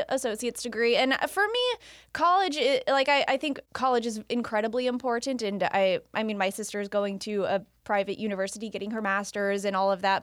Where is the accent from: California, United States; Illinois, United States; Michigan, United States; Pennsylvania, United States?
California, United States; Roseville; also born or lived in Lincoln, California; I grew up, born and raised in Roseville.